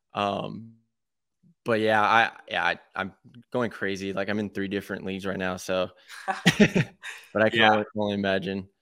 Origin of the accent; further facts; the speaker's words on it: Texas, United States; born and raised in Texas